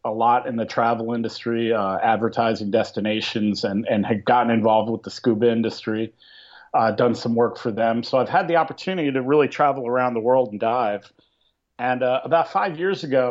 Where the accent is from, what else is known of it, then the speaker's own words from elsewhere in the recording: Pennsylvania, United States; moved away as an adult; also born or lived in Syracuse, New York; I grew up in Pennsylvania, not exactly an ocean community